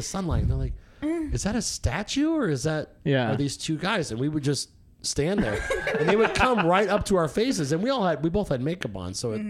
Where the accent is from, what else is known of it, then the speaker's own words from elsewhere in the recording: Las Vegas, Nevada, United States; moved away; I grew up in Vegas. Yeah, I was born and raised out there.